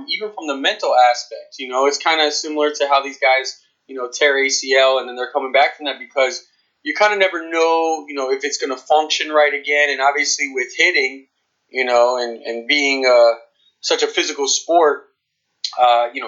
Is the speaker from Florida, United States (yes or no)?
yes; Dunedin, Florida, United States; I'm from Dunedin, which is about, an hour north of St. Petersburg